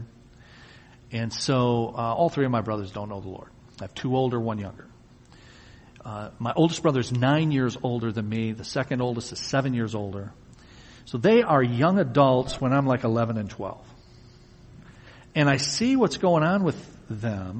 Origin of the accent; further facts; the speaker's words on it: Wyandotte, Michigan, United States; also born or lived in Tennessee; I was born in Wyandotte in 1962. I'm 54. And then when I was an infant toddler, I'm told we moved to Tennessee. And my younger brother was born there in 1964. But then shortly thereafter, we came back here. So for all the years I can remember, in kindergarten all the way up, I've lived here